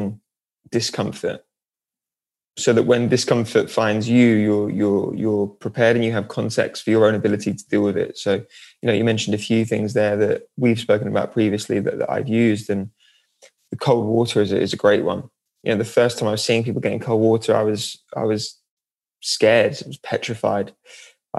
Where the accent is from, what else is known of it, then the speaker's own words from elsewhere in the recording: Norwich, East of England, United Kingdom; now in London, United Kingdom; I'm from Norwich, which is by the sea.